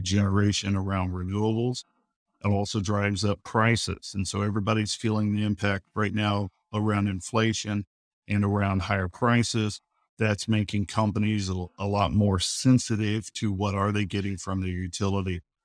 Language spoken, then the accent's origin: English; Oklahoma City, Oklahoma, United States; I'm from Oklahoma City